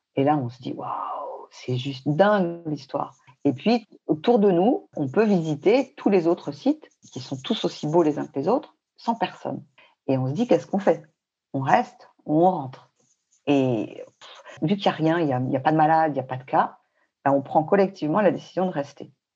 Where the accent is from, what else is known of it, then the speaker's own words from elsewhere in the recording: Paris, Île-de-France, France; moved away as an adult; also born or lived in Bangkok / Hong Kong; now in Fontainebleau, France; Pourtant, on est parisien. Moi, je suis née à Paris, j'ai vécu tout le temps à Paris